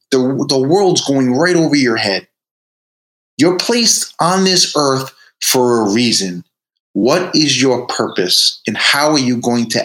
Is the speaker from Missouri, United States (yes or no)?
no; Fall River, Massachusetts, United States; the kid who grew up in Fall River, Massachusetts